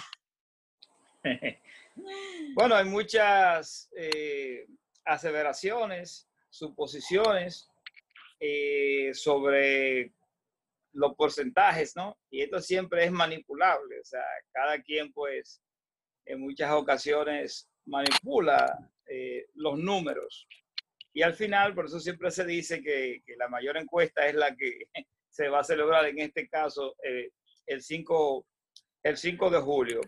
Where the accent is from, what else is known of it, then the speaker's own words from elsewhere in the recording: Dominican Republic; moved away; los dominicanos que llegamos allí